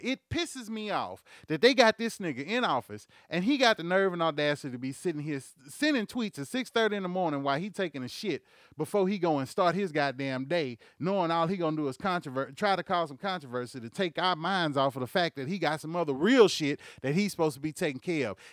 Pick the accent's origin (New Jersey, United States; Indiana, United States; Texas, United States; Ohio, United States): Texas, United States; Houston; also born or lived in Bryan, Texas / Lake Charles, Louisiana; I was born and raised in Houston, motherfucking Texas. I was raised and grown up in Bryan, motherfucking Texas, and in Lake Charles, Louisiana